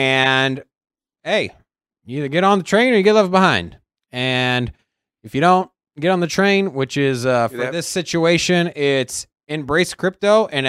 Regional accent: Virginia, United States; I am from Virginia.

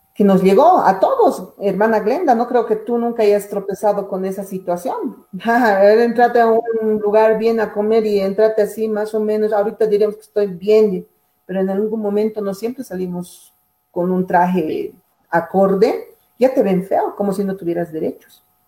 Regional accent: Bolivia; Todos somos bolivianos, hermanos del oriente, occidente, valles, somos uno

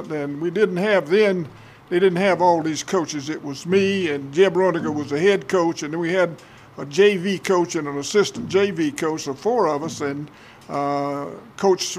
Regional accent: Lynchburg, South Carolina, United States; also born or lived in Orangeburg, South Carolina / Columbia, South Carolina; people ask me where I'm from, and I'll say Lynchburg

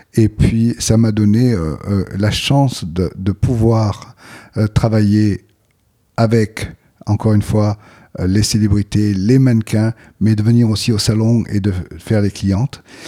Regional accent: Aix-en-Provence, Provence-Alpes-Côte d'Azur, France; J'ai grandi à Aix-en-Provence

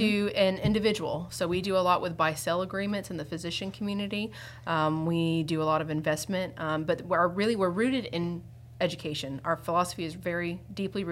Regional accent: Woodville, Florida, United States; now in Tallahassee, United States; I was young, I grew up in Woodville

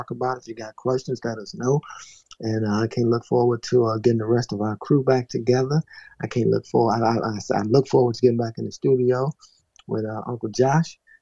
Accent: the South, United States; I'm from the South

